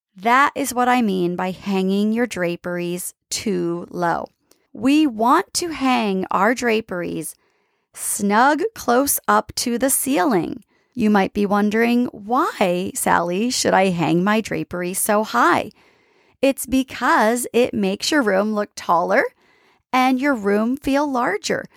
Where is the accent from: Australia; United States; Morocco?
United States; East Coast; I'm from the East Coast